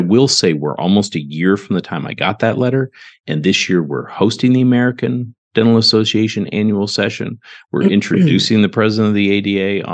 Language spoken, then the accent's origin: English; Ontario, Canada; now in Garland, United States; I grew up in Ontario, Canada, small town.